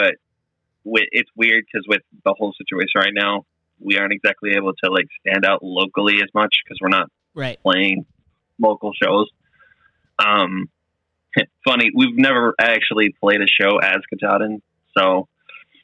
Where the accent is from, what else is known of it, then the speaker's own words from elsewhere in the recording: Maryland, United States; now in Maine, United States; I grew up in Maryland